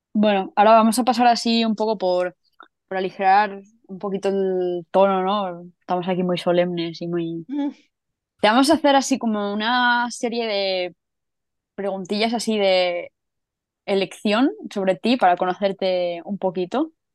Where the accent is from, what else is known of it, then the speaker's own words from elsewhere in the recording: Catalonia, Spain; now in Madrid, Spain; soy catalana viviendo en Madrid